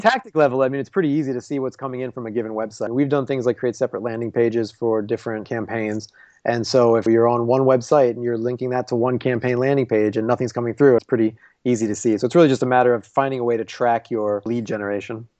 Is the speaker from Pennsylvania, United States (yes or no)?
yes; Philadelphia, Pennsylvania, United States; now in Chicago, United States; I'm from Philly